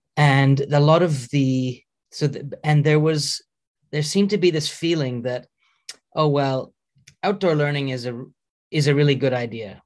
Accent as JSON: {"language": "English", "country": "Canada", "also_born_or_lived": "United Kingdom / Edinburgh", "moved": "as an adult", "lives_now": "Norway", "said": "I'm Canadian um, uh, originally"}